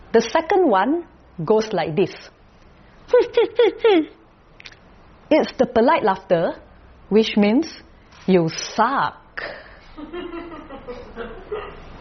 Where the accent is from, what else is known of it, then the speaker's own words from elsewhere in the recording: Kuala Lumpur, Malaysia; I'm from Kuala Lumpur, Malaysia.